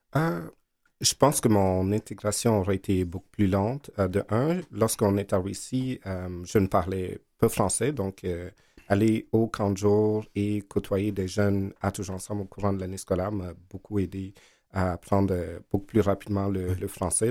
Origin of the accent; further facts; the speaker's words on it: Togo; also born or lived in Verdun, Montreal, Canada; now in Montreal, Canada; mes parents parlaient dans notre langue du Togo où je suis né